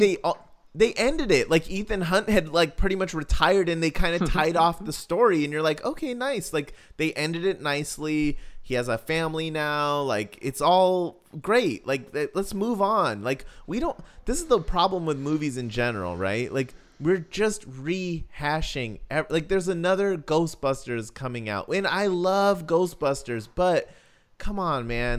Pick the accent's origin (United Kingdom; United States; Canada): United States; the West, West Coast; I'm from the West